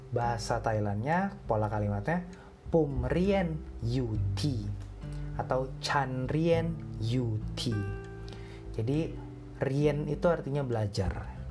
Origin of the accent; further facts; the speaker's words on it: Indonesia; gua kan Indonesia